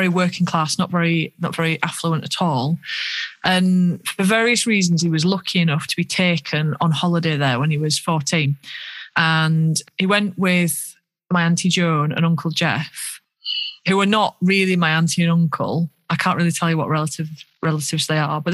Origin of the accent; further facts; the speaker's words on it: Yorkshire and the Humber, United Kingdom; accent: Yorkshire; because of my Yorkshire accent